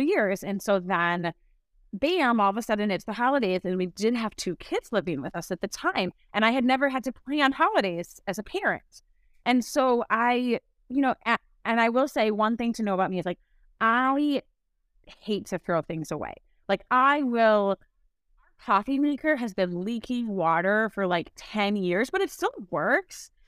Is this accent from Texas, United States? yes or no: no; Milwaukee, Wisconsin, United States; also born or lived in St. Louis, Missouri / Madison, Wisconsin; I grew up in Saint Louis, but then ended up moving to Milwaukee when I was in middle school. So, I, um, I consider myself a Milwaukeean